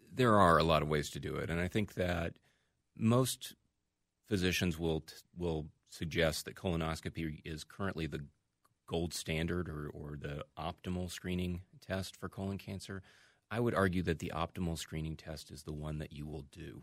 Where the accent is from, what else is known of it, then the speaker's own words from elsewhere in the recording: Birmingham, Alabama, United States; moved away as an adult; now in Minnesota, United States; I grew up in Birmingham, Alabama, uh, and went to medical school there.